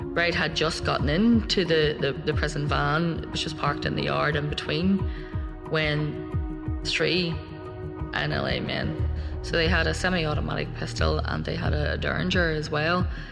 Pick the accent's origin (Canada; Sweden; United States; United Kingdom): United Kingdom; Belfast, Northern Ireland; I came from Belfast